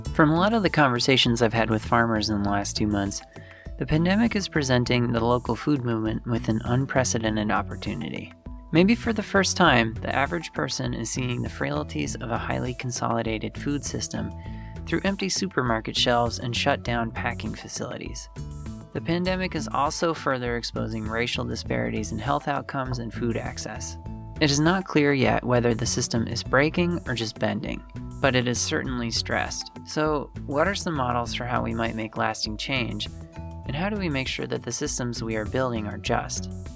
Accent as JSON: {"language": "English", "town": "Green Bay", "region": "Wisconsin", "country": "United States", "tie": "born or raised there", "said": "I live in Green Bay. I'm, I was born and raised here in Green Bay"}